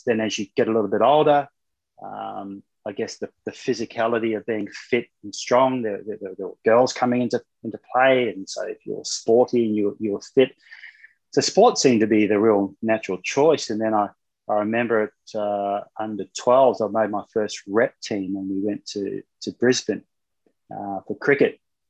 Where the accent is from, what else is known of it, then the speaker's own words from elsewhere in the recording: Solomon Islands; also born or lived in New Zealand; I was born in New Zealand, but I left there when I was around two, and my father got a job in the Solomon Islands, and I was running around bare feet, no television.